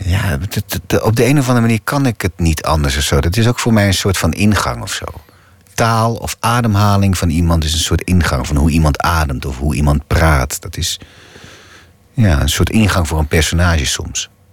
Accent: Hoogezand-Sappemeer, Groningen, Netherlands; accent: Gronings; first language Gronings; Dutch is a second language; moved away as an adult; now in Amsterdam, Netherlands; ik ben opgegroeid in Hoge Zand, Sappemeer

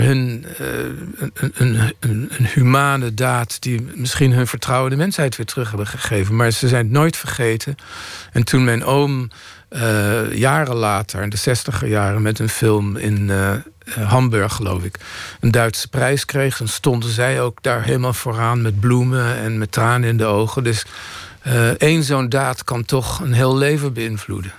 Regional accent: The Hague, South Holland, Netherlands; ik groeide op in Den Haag

